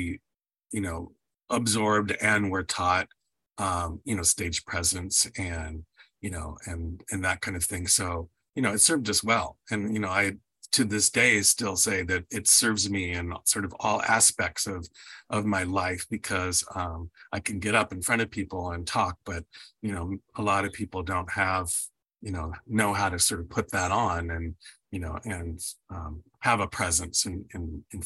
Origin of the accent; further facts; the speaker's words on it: Redwood City, California, United States; moved away as an adult; also born or lived in Las Vegas / Europe; I grew up in the San Francisco Bay Area in a little city called Redwood City